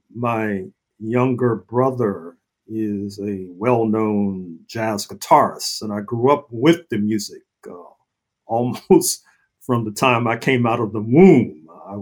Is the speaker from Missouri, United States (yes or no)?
yes; St. Louis, Missouri, United States; in St. Louis, my hometown